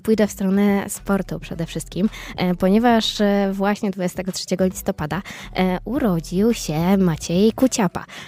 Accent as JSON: {"language": "Polish", "region": "eastern Poland", "country": "Poland", "moved": "yes", "lives_now": "Poznań, Poland", "said": "jestem ze wschodu"}